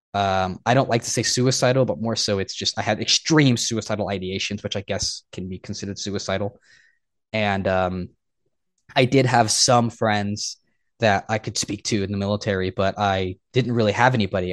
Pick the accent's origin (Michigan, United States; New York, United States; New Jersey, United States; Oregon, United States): Oregon, United States; moved away as an adult; I went back to my home state of Oregon